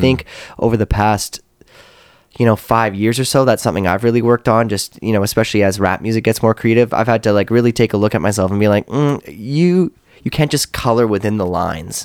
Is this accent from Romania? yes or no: no; Canada